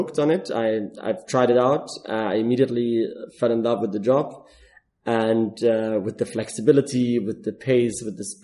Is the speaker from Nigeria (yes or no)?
no; Germany; moved away as an adult; now in Dubai, United Arab Emirates; I'm originally from Germany and I'm in Dubai for 4.5 years